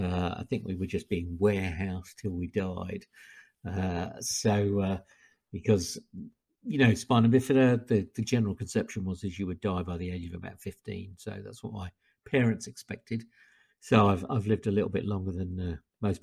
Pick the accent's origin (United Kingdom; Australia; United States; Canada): United Kingdom; Surrey, South East England; now in Wolverhampton, United Kingdom; I'm originally from Surrey, although I now live in Wolverhampton.